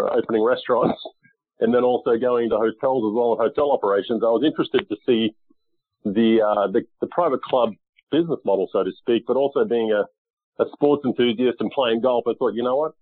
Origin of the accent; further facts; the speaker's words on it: Australia; now in United States; I grew up in Australia playing golf and then moved to the U.S. In 2001